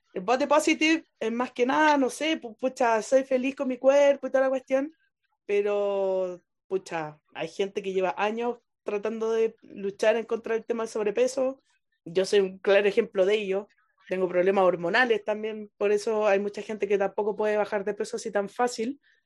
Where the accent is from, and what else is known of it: Chile